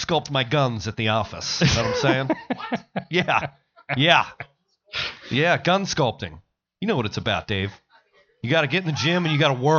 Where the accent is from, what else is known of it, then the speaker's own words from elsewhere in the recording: Parkville, Maryland, United States; moved away; The land of milk and honey. Yes. My hometown.